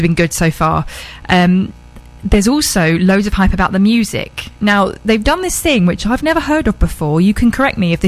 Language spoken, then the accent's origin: English; Horsham, South East England, United Kingdom; moved away; also born or lived in Essex; I'm actually from Sussex, a place called Horsham, and my family still live there